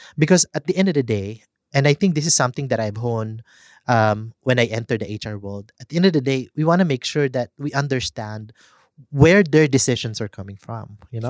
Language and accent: English; Philippines; as Filipino